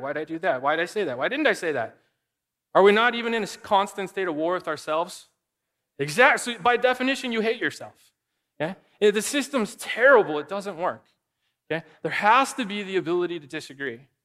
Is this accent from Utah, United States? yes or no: no; Arizona, United States; moved away; I grew up in Arizona